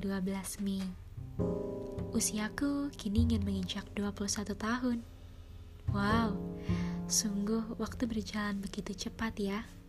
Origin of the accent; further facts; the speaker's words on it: Cirebon, West Java, Indonesia; Aku lahir di kota Cirebon